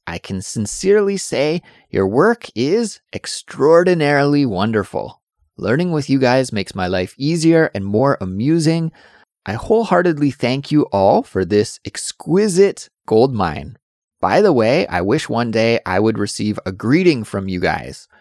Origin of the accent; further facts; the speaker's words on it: Kelowna, British Columbia, Canada; moved away; I am from Canada originally, and I grew up in a town called Kelowna, B C.